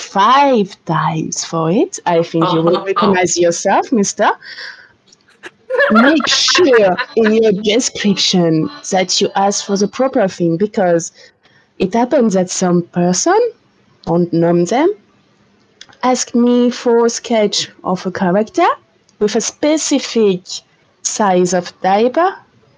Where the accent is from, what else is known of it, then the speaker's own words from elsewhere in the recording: France; English is a second language; English is not my native language